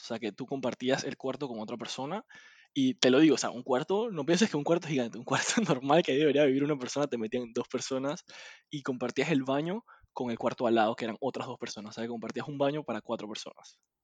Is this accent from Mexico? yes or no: no; Panama; also born or lived in United States; uno no está acostumbrado como panameño